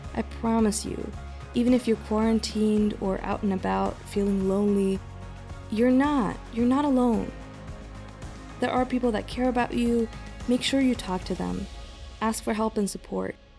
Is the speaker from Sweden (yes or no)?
yes; Sweden; moved away; also born or lived in Taipei, Taiwan; I'm from Sweden, my family all being based in Stockholm.